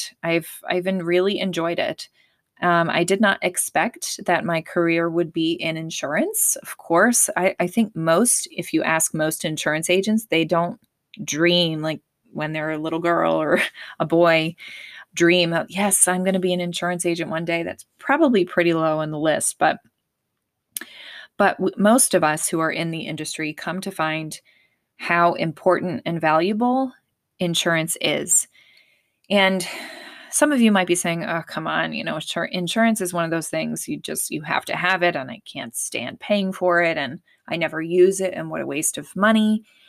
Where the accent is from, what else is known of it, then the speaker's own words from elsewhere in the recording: Pennsylvania, United States; I was born and raised in Pennsylvania, so I'm a proud Pennsylvanian, and I love it.